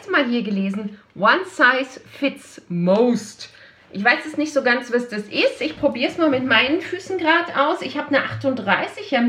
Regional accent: Hamburg, Germany; Oh, die, ja, ich als

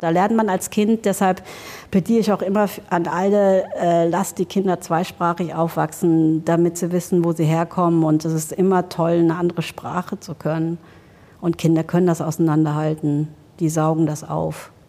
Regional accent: Germany; also born or lived in Laos; now in Trier, Germany; dass man die Möglichkeit hatte, auch ziemlich frei in Deutschland aufzuwachsen

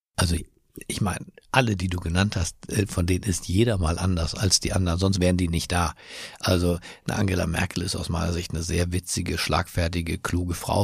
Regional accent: Berlin, Germany; moved away; also born or lived in Düsseldorf / Washington / Cologne; Meine Heimatstadt ist Berlin, aber ich fühle mich auch in anderen Städten auf der Welt zu Hause, zum Beispiel in Washington

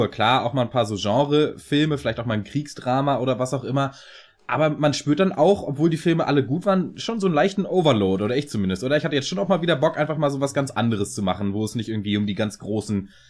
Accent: Kiel, Schleswig-Holstein, Germany; also born or lived in Hannover / Munich; now in Ingolstadt, Germany; Keine Ahnung, ich bin Kieler.

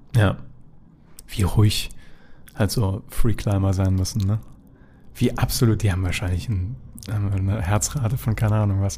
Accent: Germany; als Deutscher

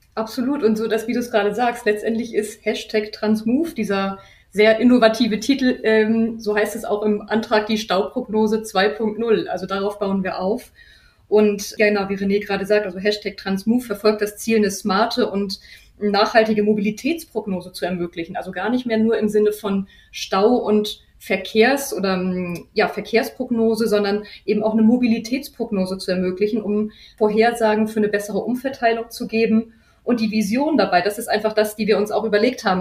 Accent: Hamburg, Germany; ich selber bin Hamburgerin

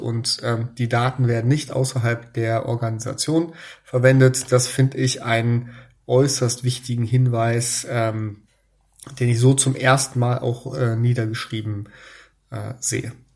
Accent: Germany; bei uns in Deutschland

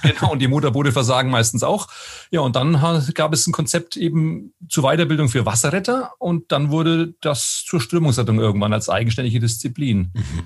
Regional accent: Münchberg, Bavaria, Germany; moved away as an adult; now in Koblenz, Germany; gebürtig komme ich aus einer kleinen Stadt im Fichtelgebirge in Oberfranken, mhm. aus Münchberg

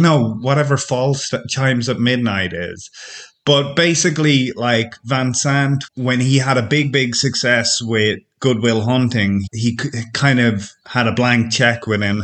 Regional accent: Ireland; now in France; I'm from Ireland, but I'm living in France now, in rural France.

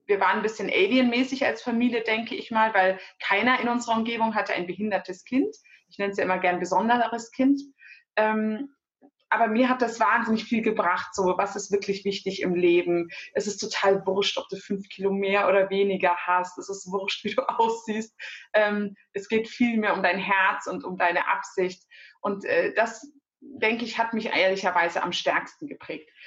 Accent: Germany; Meine Eltern sind sehr, sehr früh nach Deutschland gekommen aus der Türkei für ein besseres Leben. Äh, ich bin hier geboren, hier aufgewachsen

